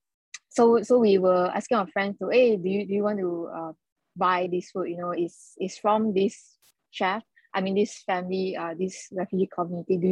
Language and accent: English; Malacca, Malaysia; I'm from Malacca, the state of Malacca